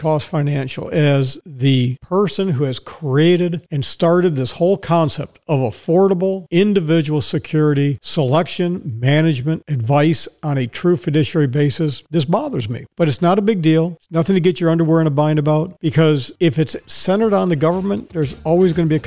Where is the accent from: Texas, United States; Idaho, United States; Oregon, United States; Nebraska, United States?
Texas, United States; Dallas; now in Ocala, United States; Dallas, Texas, which is my hometown